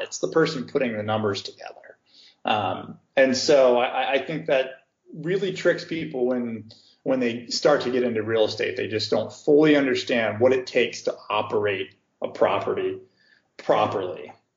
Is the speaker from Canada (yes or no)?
no; Cincinnati, Ohio, United States; moved away as an adult; also born or lived in California / St. Louis, Missouri; now in Chicago, United States; where I was born and raised in, in Cincinnati, Ohio